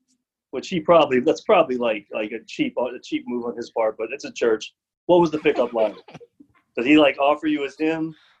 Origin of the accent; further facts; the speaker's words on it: Fayetteville, Tennessee, United States; like I'm from the South, Fayetteville, Tennessee